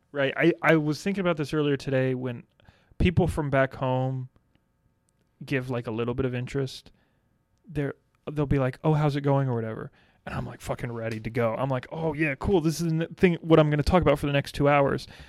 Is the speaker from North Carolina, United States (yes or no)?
yes; North Carolina, United States; I'm from North Carolina